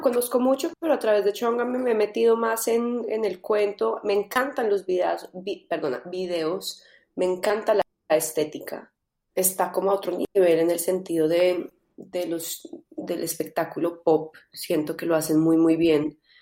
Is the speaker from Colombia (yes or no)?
yes; Colombia; also born or lived in London / Los Angeles; now in Madrid, Spain; soy de Colombia